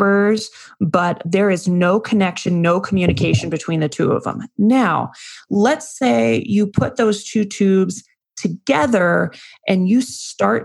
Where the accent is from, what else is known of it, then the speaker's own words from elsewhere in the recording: Las Vegas, Nevada, United States; I'm from Vegas